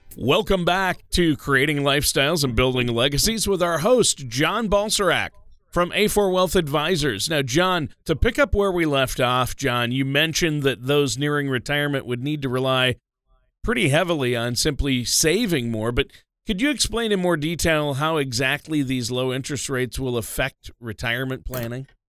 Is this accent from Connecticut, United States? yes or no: no; Minnesota, United States; moved away; was born and raised in Minnesota